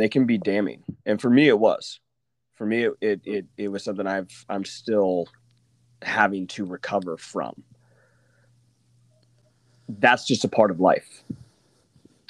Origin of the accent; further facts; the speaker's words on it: Oklahoma, United States; moved away as an adult; I'm from Oklahoma